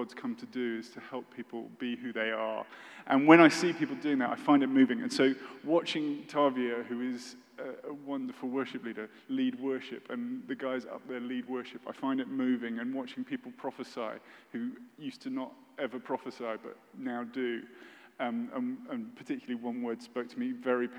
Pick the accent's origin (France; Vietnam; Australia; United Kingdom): United Kingdom; I'm British